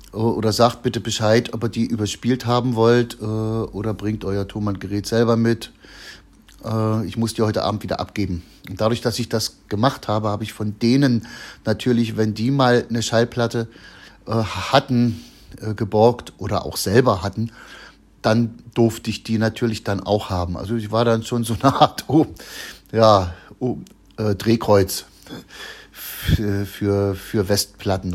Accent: Chemnitz, Saxony, Germany; also born or lived in Machern; bei uns in Karmarkstadt

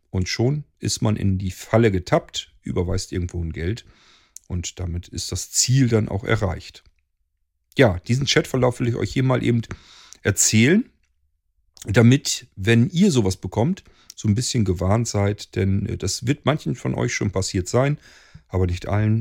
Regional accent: near Hanover, Lower Saxony, Germany; Germany, Lower Saxony, nearly Hanover

